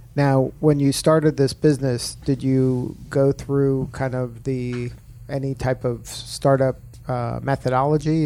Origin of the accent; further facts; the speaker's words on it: Miami, Florida, United States; I'm from Miami